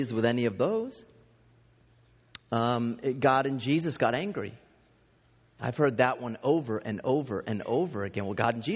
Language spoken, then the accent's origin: English; East Coast, United States; I grew up in the East Coast